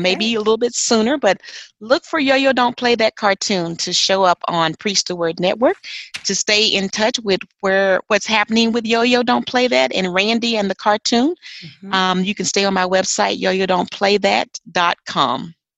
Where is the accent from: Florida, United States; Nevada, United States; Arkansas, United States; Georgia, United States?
Arkansas, United States; moved away; I'm originally from Arkansas